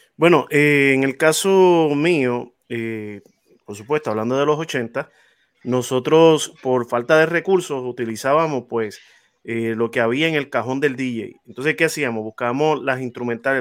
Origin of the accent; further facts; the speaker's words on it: Naguabo, Puerto Rico; de donde yo vengo, del caserío donde yo vengo, de Monteatillo